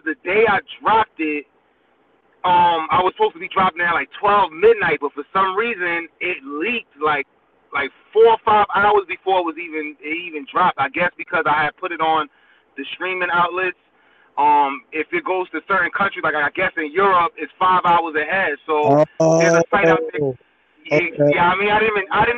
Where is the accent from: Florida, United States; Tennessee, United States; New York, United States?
New York, United States; New York City; now in New Jersey, United States; I was born and partially raised in Brooklyn, New York, Flatbush to be exact